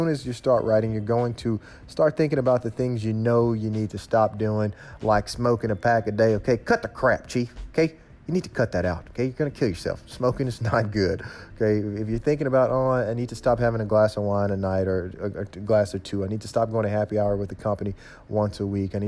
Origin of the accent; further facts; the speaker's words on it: Memphis, Tennessee, United States; I'm from Memphis, Tennessee, so I sound like this.